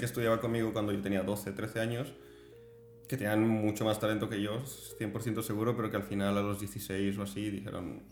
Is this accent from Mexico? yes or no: no; Spain; como español